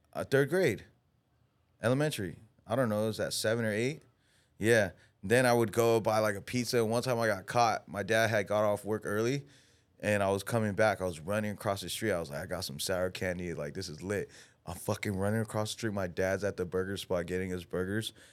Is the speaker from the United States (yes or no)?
yes; United States; we're American